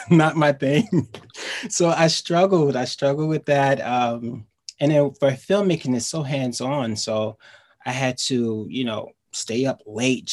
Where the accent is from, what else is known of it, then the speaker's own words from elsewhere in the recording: New York City, New York, United States; I live in Queens and I'm from Queens